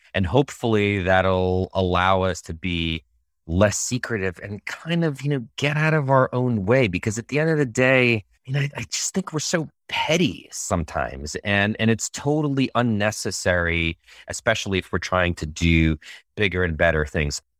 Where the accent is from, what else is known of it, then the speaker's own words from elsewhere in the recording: Moscow, Russia; now in United States; I grew up, I was born in Moscow, Russia in 81. And I grew up seeing um, all these statues and monuments to Yuri Gagarin